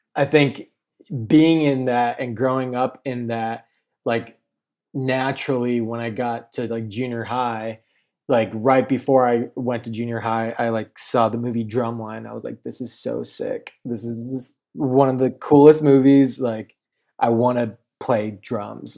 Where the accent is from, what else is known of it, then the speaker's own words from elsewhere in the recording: Chino Hills, California, United States; I grew up in Chino Hills, California, um, Inland Empire